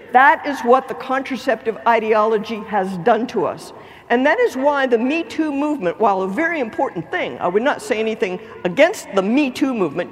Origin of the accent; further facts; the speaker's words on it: Lake Charles, Louisiana, United States; I am from Lake Charles, Louisiana